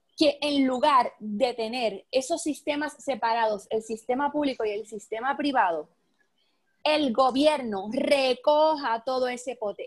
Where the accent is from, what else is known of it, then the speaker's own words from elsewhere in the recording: Adjuntas, Puerto Rico; cerca de donde yo soy, eh, de Adjunta